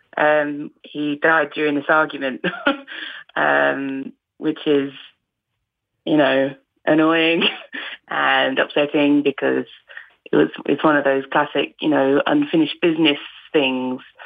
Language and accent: English; Essex, East of England, United Kingdom; accent: Essex; I don't really have a distinct dialect unless I'm actually hanging around with people from Essex